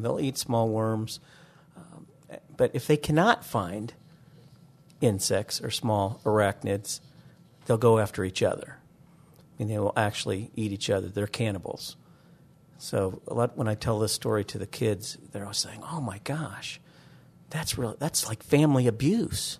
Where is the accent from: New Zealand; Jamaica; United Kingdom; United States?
United States; Northeastern Ohio; moved away; growing up in Northeastern Ohio, I wanted to be a marine biologist